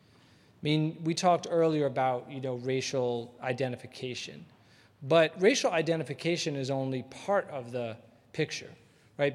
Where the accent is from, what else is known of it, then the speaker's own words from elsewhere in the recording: Atlanta, Georgia, United States; growing up in Atlanta